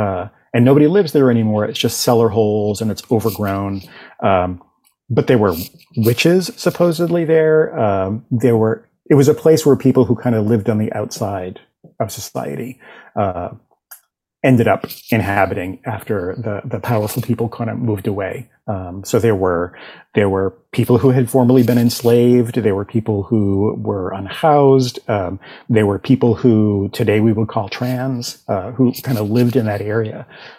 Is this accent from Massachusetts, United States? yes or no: yes; Boston, Massachusetts, United States; accent: Boston; I grew up in the Boston area, still live in the Boston area, and I spent so much of my youth like getting rid of my Boston accent